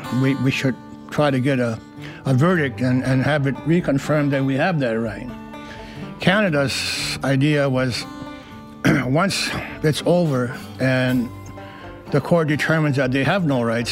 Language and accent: English; Akwesasne, New York, United States; I'm a Mohawk from Akwesasne, Mohawk Nation.